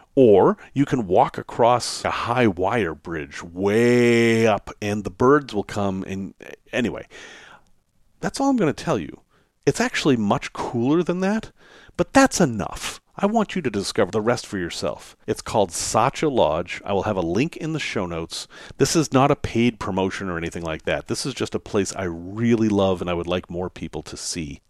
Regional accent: Salem, Massachusetts, United States; I grew up in Salem, Massachusetts

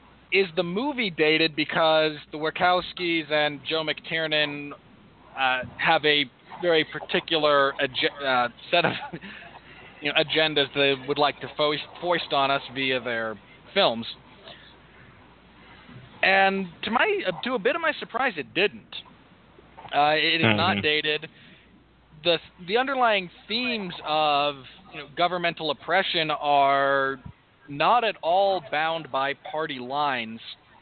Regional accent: England, United Kingdom; the fact that I never had to live through Thatcherism as an Englishman, or a lot of Thatcherism in general, given that I was born in 1985

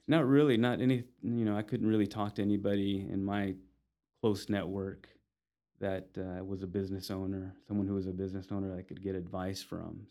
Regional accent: Amarillo, Texas, United States; also born or lived in Los Angeles, California; Amarillo is home. Uh, I was born in Los Angeles, and my my parents moved us to Amarillo when I was about eight years old. So most of my memories are here, and this is this is home

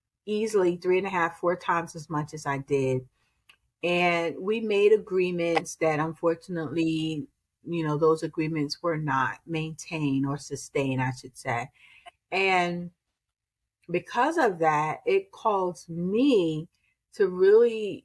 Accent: Newark, New Jersey, United States; I was born and raised in Newark

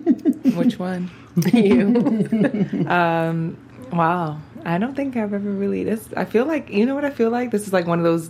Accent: New York, United States; also born or lived in Baltimore, Maryland; I'm a black woman and I am originally from Baltimore. I grew up in Bronx, New York.

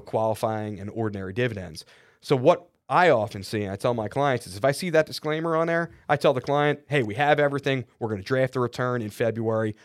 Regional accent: Philadelphia, Pennsylvania, United States; I'm from Philly

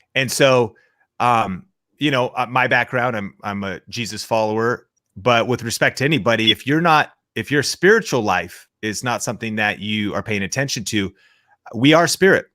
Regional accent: Seattle, Washington, United States; moved away; growing up in Seattle, Washington

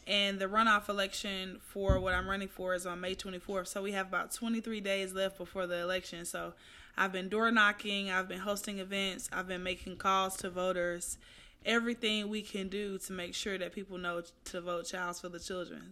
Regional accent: Atlanta, Georgia, United States; now in Houston, United States; from Southwest Atlanta, who moved to Houston

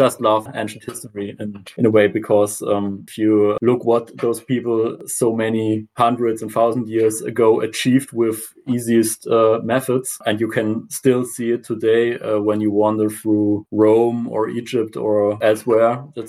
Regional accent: South Germany, Germany; English is a second language; I'm from Germany, especially South Germany.

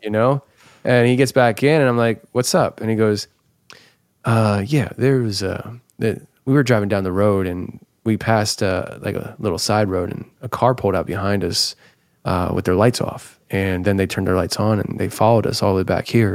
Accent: Philadelphia, Pennsylvania, United States; moved away as an adult; now in Tennessee, United States; I come from the Philadelphia area where I assume everybody wants to hurt me

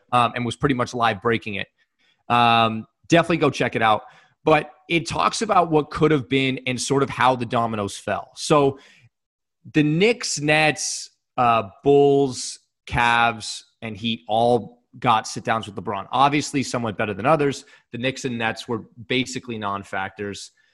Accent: Canada; two Canadian guys

